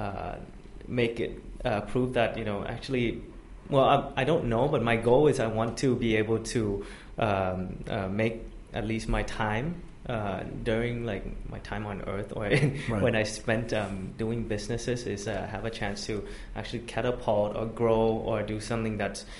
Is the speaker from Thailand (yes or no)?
yes; Bangkok, Thailand; also born or lived in United States; Born and raised in Bangkok